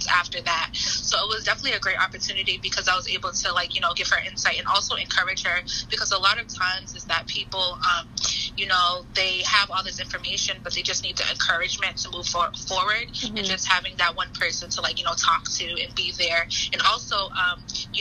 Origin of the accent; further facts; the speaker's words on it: Boston, Massachusetts, United States; moved away as an adult; now in Philadelphia, United States; I am from Boston, Massachusetts, and I came to Philadelphia